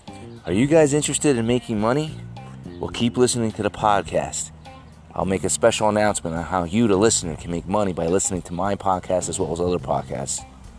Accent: New Jersey, United States; I'm from New Jersey, so we're on the same time zone.

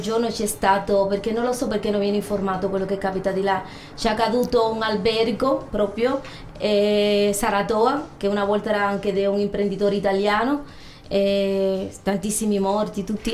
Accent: Cuba; Italian is a second language; now in Ascoli Piceno, Italy; Io sono cubana

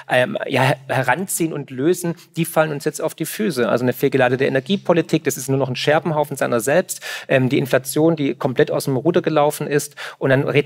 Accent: Swabia, Germany; ja, ich komme aus dem Schwabenland, wir verwenden nur noch den Waschlappen.

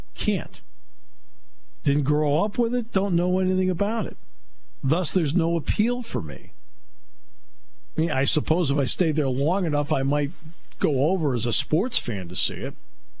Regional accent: United States; I'm an American in Ireland

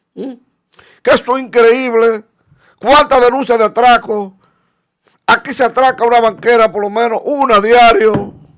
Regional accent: Dominican Republic; yo soy dominicano y amo mi país más que cualquier otro

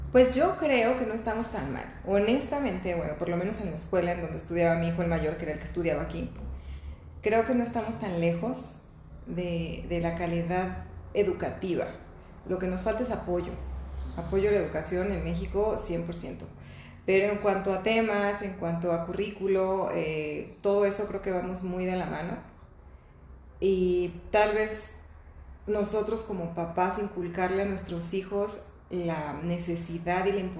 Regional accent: Venezuela; moved away; No sé, tal vez nosotros llegamos en otra situación en donde no necesitamos que nos acogieran, ¿no?

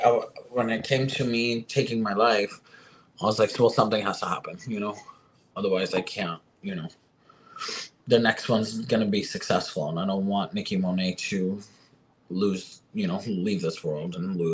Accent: Florida, United States; also born or lived in California; You know, I'm from Florida, you know, not originally, but this is where I did grow up and my drag career did start and take off.

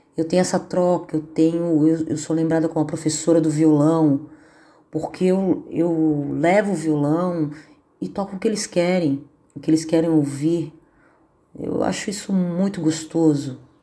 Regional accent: São Paulo, Brazil; moved away as an adult; now in Florianópolis, Brazil; Sou de São Paulo, estou aqui em Florianópolis há uns 25 anos mais ou menos

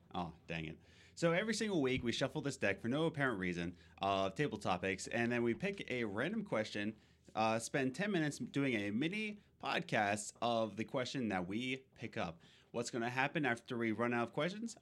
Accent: Philadelphia, Pennsylvania, United States; now in New York, United States; I'm from Pennsylvania. Uh, well, originally from Philadelphia. We moved to Loyola, Pennsylvania. Now we're in New York

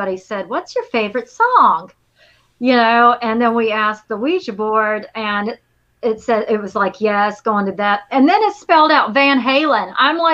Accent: Lamesa, Texas, United States; moved away; I grew up in La Mesa, which I think 3 hours from it. It's definitely West Texas up there.

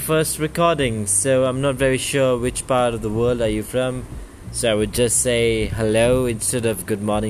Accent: Bangalore, Karnataka, India; I am from India, a small place called Bangalore

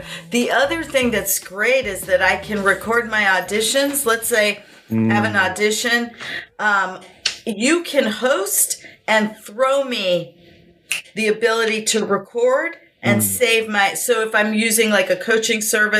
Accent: Brooklyn, New York, United States; Well, I was born in New York City. I'm from Brooklyn, New York. My father was born in Brooklyn, and I went to Midwood High School in Flatbush, Brooklyn.

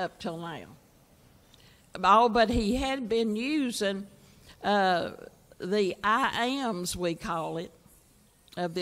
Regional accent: Virginia, United States; I was from Virginia

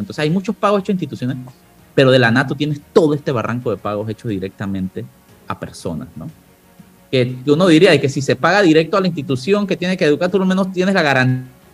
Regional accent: La Chorrera, Panamá Oeste, Panama; mi tierra, de la chorrera

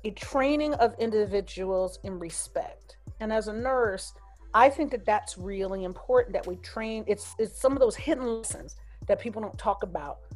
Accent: New Jersey, United States; moved away as an adult; now in California, United States; I grew up in Jersey, and I've lived in California way longer than I ever lived in Jersey. I left when I was 21

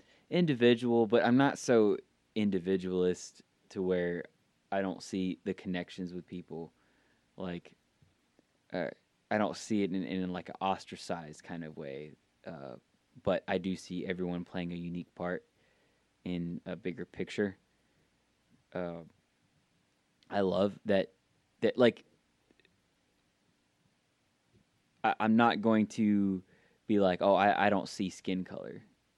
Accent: Georgia, United States; I'm not Southern, like I'm not from the South. I've had that before. They think that I'm not from Georgia just because I don't have a country drawl.

